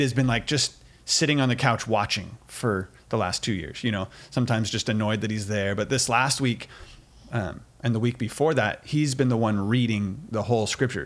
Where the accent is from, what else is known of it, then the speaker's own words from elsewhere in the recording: United States; we're American